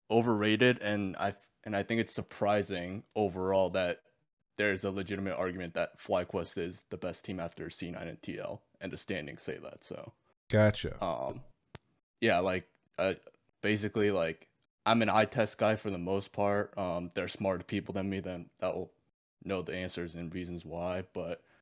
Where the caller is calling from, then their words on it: Boston, Massachusetts, United States; From Boston.